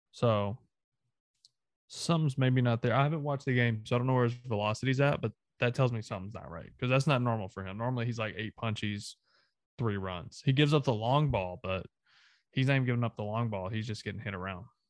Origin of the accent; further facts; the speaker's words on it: the South, United States; I'm Southern.